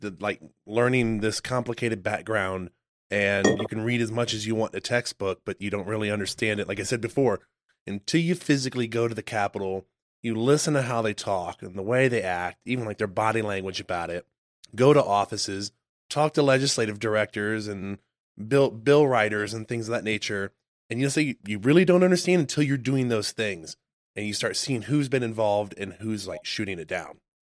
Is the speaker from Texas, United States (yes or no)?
yes; Texas, United States; also born or lived in upstate New York; I grew up in Texas.